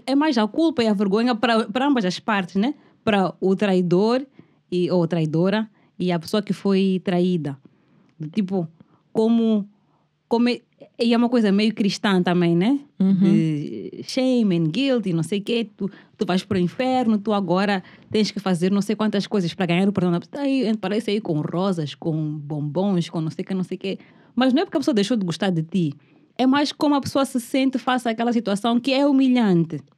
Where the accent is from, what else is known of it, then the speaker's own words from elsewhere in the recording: Mozambique; Eu como moçambicana